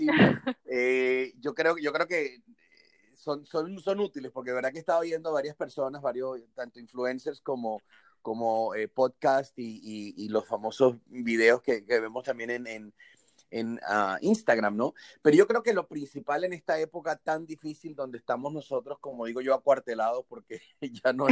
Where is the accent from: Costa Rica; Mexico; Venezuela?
Venezuela; now in Tampa, United States; soy venezolano, vivo en Tampa.